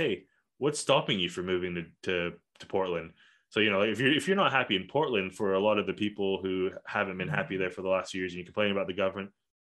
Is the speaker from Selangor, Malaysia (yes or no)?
no; Kuala Lumpur, Malaysia; also born or lived in Australia; what I had growing up in Kuala Lumpur and then eventually in Australia.